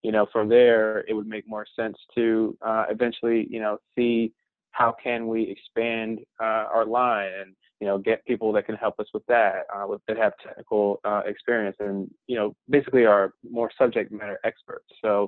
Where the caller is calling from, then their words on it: Norfolk, Virginia, United States; I'm calling you from Norfolk, Virginia.